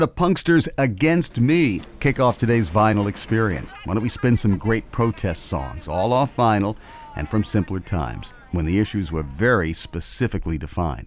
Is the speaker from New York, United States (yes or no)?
yes; New York, United States; I learned songs like … and … at assembly in public school growing up in New York in the 1960s.